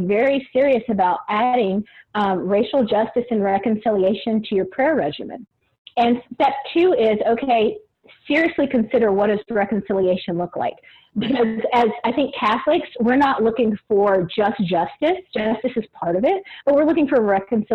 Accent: Nashville, Tennessee, United States; I grew up in the Old Hickory area

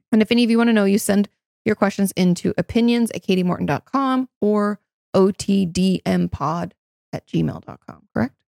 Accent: Washington, United States; moved away

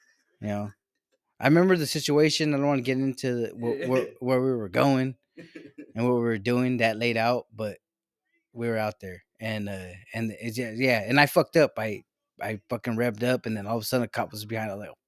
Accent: Mexico; born there; Look at me. I was born in Mexico.

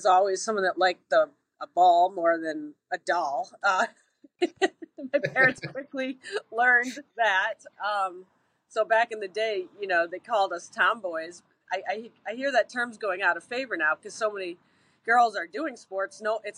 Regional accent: Williamstown, Massachusetts, United States; I grew up in Williamstown, Mass

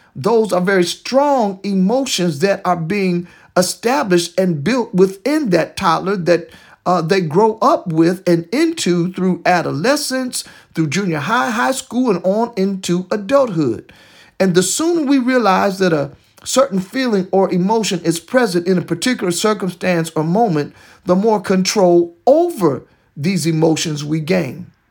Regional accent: Detroit, Michigan, United States; my hometown of Detroit, Michigan

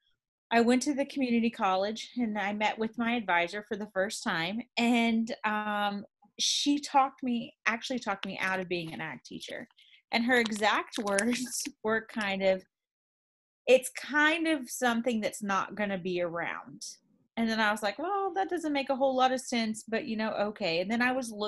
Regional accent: near Zephyrhills, Florida, United States; growing up so close to Zephyr Hills

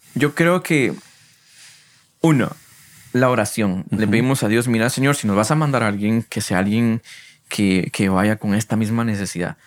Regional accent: San Marcos, Guatemala; moved away as an adult; now in Guatemala City, Guatemala; Porque yo soy de San Marcos. Yo nací allá, estuve estudiando hasta el diversificado en San Marcos y por la universidad fue que me mudé aquí a Guatemala.

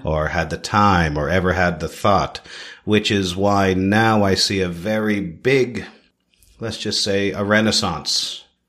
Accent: Toronto, Ontario, Canada; also born or lived in Philippines; now in Siargao, Philippines; My family immigrated to Canada when I was four years old. Okay? I grew up in Toronto

